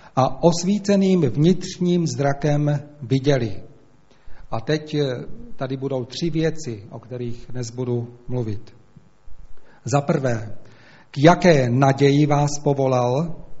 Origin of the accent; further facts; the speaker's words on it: Slovakia; accent: Slovak; first language Slovak; Czech is a second language; moved away; slovenština nejenom, že je to můj rodný jazyk